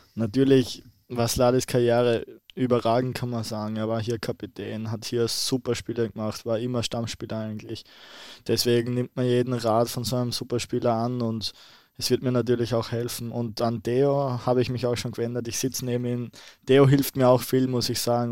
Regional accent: Austria; now in Bremen, Germany; Als Ösi

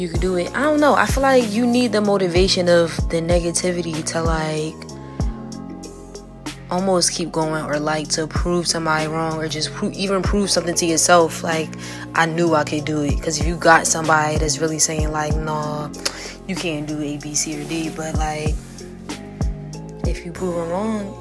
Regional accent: Philadelphia, Pennsylvania, United States; I'm from Philly

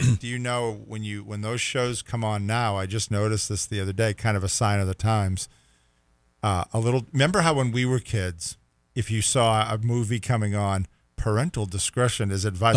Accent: Rockport, Massachusetts, United States; I grew up in Rockport, Massachusetts

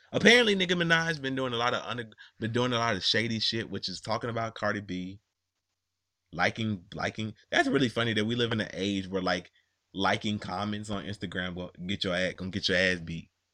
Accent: New York, United States; I'm from New York

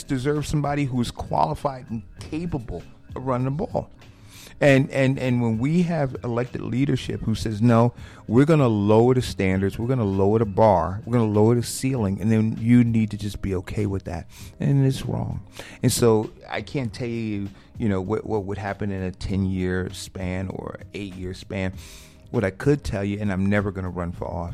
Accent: Newark, New Jersey, United States; I grew up in Newark

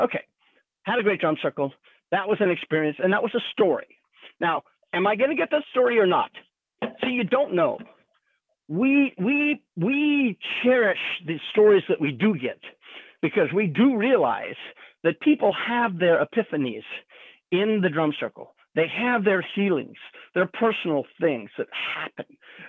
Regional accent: California, United States; And I'm from California.

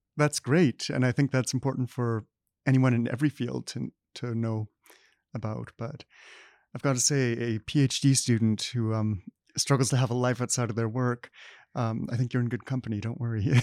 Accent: Manitoba, Canada; Summerfieldbrook, Manitoba. Um, I grew up there.

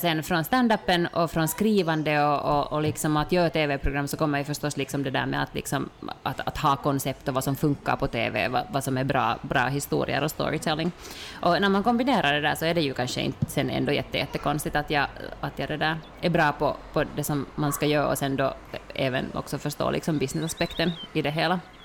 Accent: Finland

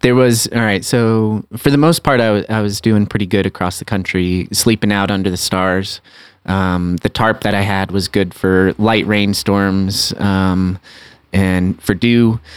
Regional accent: Aspen, Colorado, United States; also born or lived in San Francisco; my hometown of Aspen, Colorado

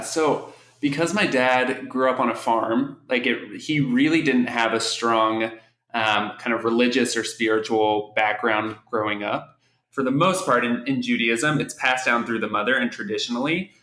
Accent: Oklahoma City, Oklahoma, United States; moved away as an adult; also born or lived in Kansas / New York City; now in Washington, D.C., United States; I'm originally from Oklahoma City, born and raised

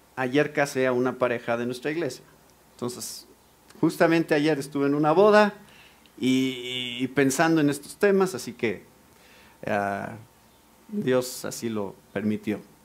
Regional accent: Mexico; nací en México, crecí en México, soy mexicano.

